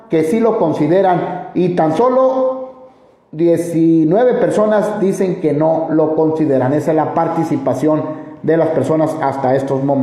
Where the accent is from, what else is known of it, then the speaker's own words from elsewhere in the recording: Guatemala; moved away as an adult; ¿De dónde eres? Soy de Guatemala. De Guatemala.